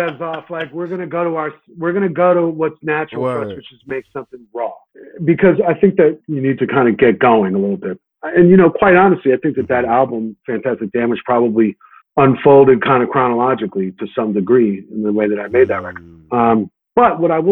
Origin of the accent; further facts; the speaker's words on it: New York, United States; I'm a New Yorker through and through